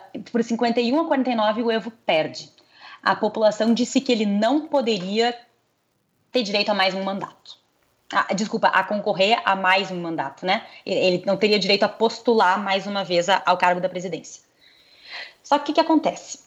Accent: Brazil; A gente é brasileiro

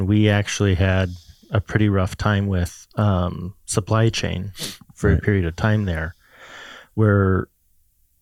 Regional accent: Southern California, United States; Joe and I both actually born and raised in Southern California

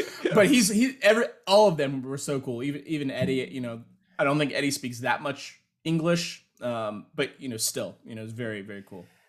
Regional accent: United States; being American

